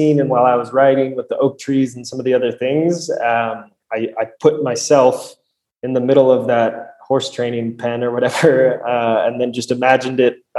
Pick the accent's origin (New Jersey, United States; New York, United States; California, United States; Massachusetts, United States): California, United States; Stockton; there's undeniably an identity in being from Stockton. And I don't think that is going anywhere. So I think the more I travel, the more that identity just solidifies within me.